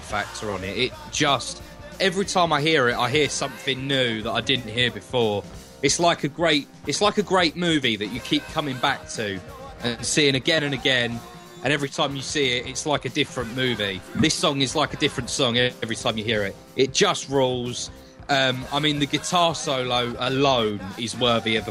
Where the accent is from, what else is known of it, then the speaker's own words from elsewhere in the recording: London, United Kingdom; my hometown venue, the Hammersmith Odeon